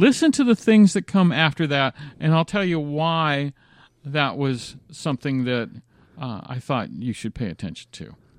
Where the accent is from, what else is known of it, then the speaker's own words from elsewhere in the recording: Florida, United States; growing up in Florida